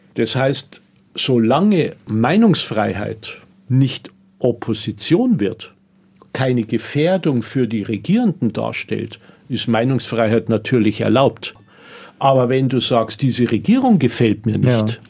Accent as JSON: {"language": "German", "country": "Germany", "also_born_or_lived": "Tunis, Tunisia", "said": "Bei uns in Deutschland"}